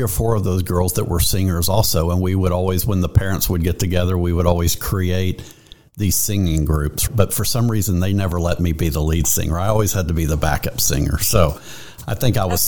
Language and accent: English; Pasadena, Texas, United States; I grew up in Pasadena myself, and I graduated from high school in the Pasadena school district